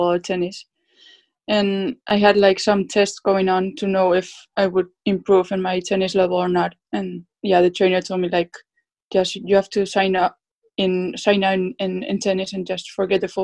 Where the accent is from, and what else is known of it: Basque Country, Spain; born or raised there; English is a second language; moved away as an adult; also born or lived in Orlando, Florida, United States; now in Liverpool, United Kingdom